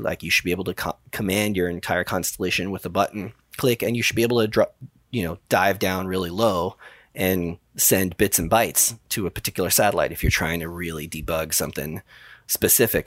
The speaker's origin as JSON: {"language": "English", "town": "New York City", "region": "New York", "country": "United States", "tie": "born or raised there", "said": "I grew up in the Bronx"}